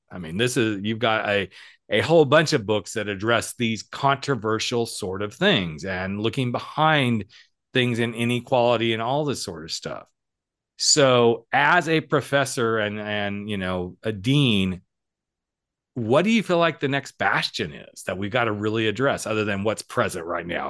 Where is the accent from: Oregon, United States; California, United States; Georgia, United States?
California, United States; we said California